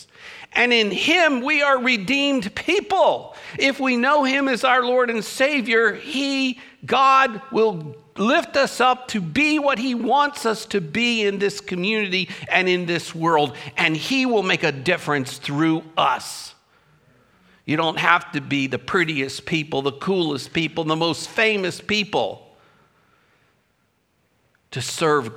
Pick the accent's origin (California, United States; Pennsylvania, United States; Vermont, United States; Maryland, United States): Maryland, United States; Baltimore; I'm a Baltimorean. I told you that. I was born in Baltimore. I grew up listening to the Baltimore Orioles play